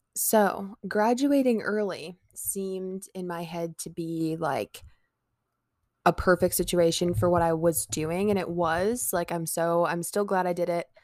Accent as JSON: {"language": "English", "town": "Omaha", "region": "Nebraska", "country": "United States", "said": "I'm from Omaha, Nebraska"}